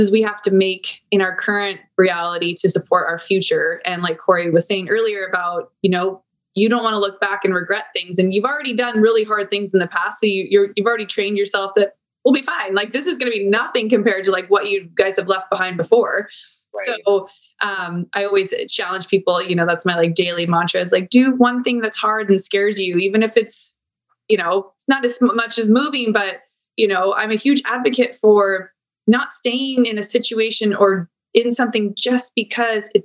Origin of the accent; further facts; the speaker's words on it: Santee, California, United States; out in East County where I grew up in Santee